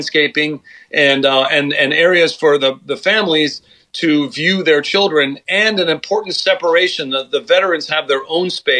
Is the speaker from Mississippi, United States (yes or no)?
no; Los Angeles, California, United States; in Venice Beach, California, and that is my hometown. I'm still living there.